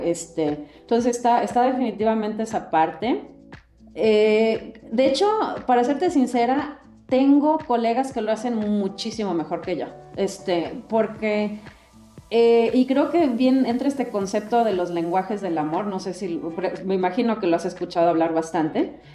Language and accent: Spanish; Mexico; now in United States; mexicana de nacimiento y definitivamente con un arraigo muy, muy fuerte a México. Me considero mexicana antes que americana y he vivido en Estados Unidos la mayor parte de mi vida, más de 30 años